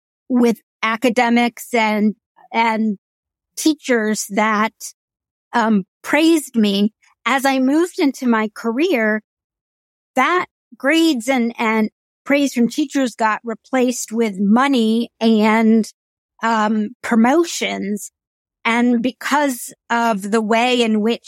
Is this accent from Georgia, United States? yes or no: no; Indiana, United States; There's not a huge Indian community in the state of Indiana, but we would all congregate in Indianapolis, a lot of us, at Diwali and celebrate